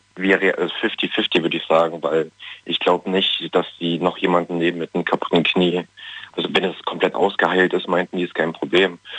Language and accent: German; Germany; ich komme aus Berlin, also Nähe Berlin